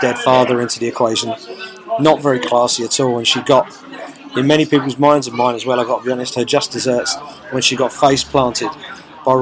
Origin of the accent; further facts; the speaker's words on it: South East England, United Kingdom; I'm a British mixed martial arts journalist from here in the southeast of England